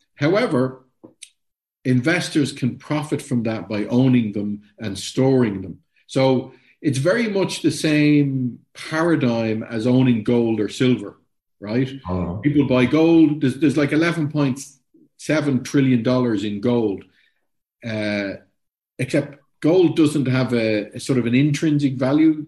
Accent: Ireland; I'm Irish

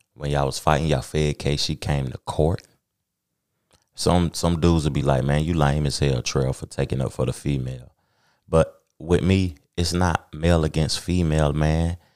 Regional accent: Knoxville, Tennessee, United States; I'm from Knoxville, Tennessee, man.

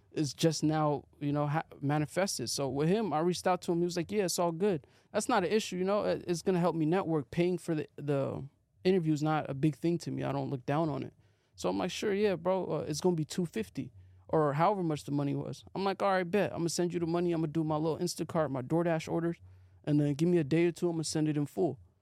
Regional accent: Arizona, United States; moved away as an adult; also born or lived in Seattle; now in Los Angeles, United States; I was living in Arizona, grew up in Arizona for like ten years

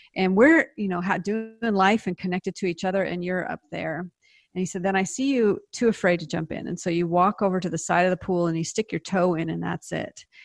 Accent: Seattle, Washington, United States; moved away as an adult; also born or lived in Palestine, Texas / Nice, France; now in Dallas, United States; I'm from the Pacific Northwest, Seattle.

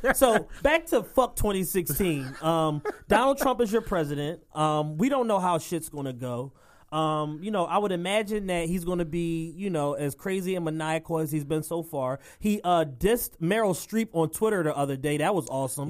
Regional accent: Philadelphia, Pennsylvania, United States; both of us native Philadelphians

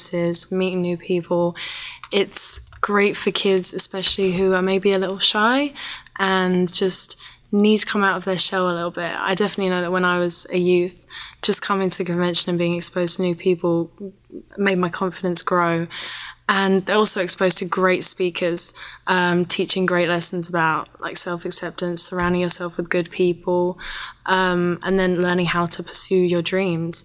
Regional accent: United Kingdom; Coming as a Brit

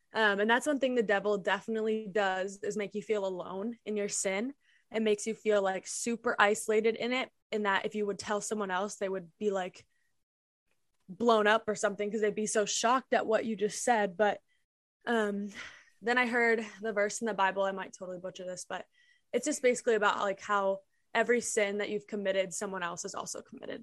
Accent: Minnesota, United States; I'm from Minnesota

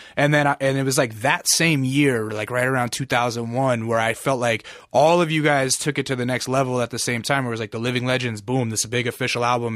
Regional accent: Alaska, United States

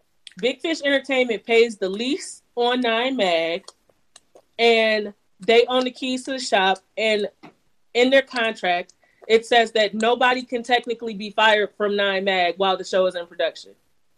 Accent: Cleveland, Ohio, United States; I'm from the Midwest and I'm from Cleveland, I'm from Ohio

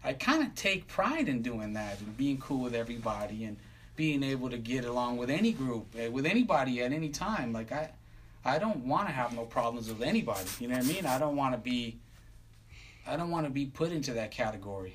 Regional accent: Long Beach, California, United States; now in Downey, United States; So I grew up in Long Beach

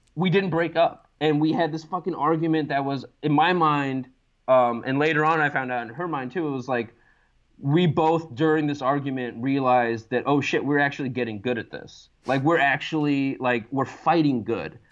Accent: Los Angeles, California, United States; moved away as an adult; now in Baltimore, United States; I grew up in Los Angeles

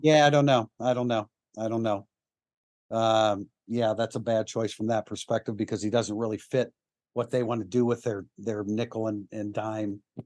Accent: South Bend, Indiana, United States; I was born in South Bend

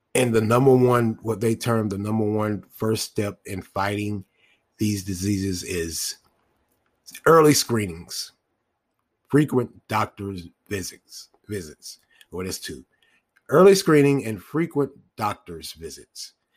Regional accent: United States; us as, a, as Black American men

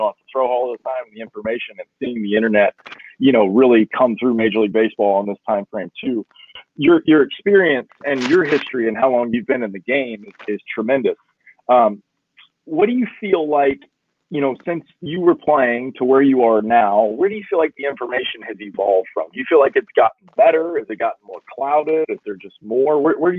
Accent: Florida, United States; I grew up in Florida

